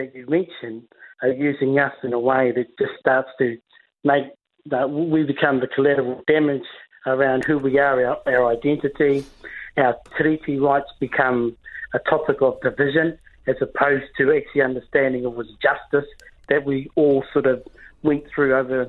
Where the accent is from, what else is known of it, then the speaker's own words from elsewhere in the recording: New Zealand; I'm first and foremost, I'm from a tribe, I'm from an iwi, I'm Māori, but I'm also a New Zealander.